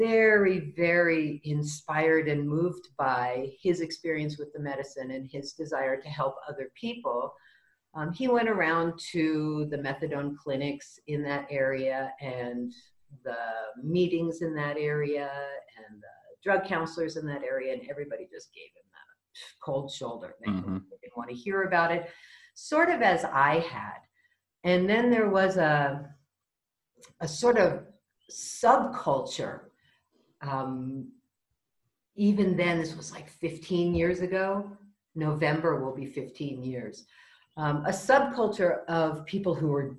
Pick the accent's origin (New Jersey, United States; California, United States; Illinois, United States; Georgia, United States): California, United States; Marin County; moved away as an adult; now in Mexico; I was born in California, raised in Marin County, north of sort of a poor kid in a rich county. Grew up there